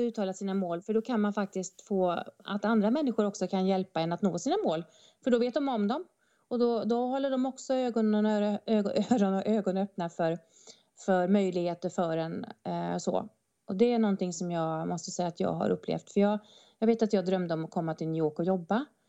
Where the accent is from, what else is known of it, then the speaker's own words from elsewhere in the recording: northern Bohuslän, Västra Götaland, Sweden; now in Stockholm, Sweden; Jag har också vuxit upp på landet i Bohus, norra Bohuslän och eh, kanske hör på min fantastiska dialekt